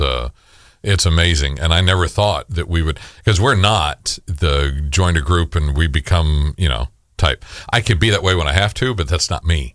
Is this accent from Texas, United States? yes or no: yes; El Paso, Texas, United States; moved away; she won't claim me as being from Texas 'cause I'm from El Paso